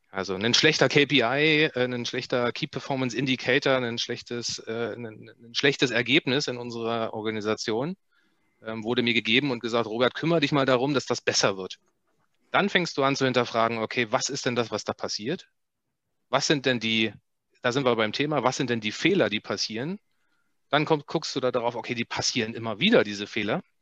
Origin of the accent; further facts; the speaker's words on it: Germany; ich bin in der, in der DDR aufgewachsen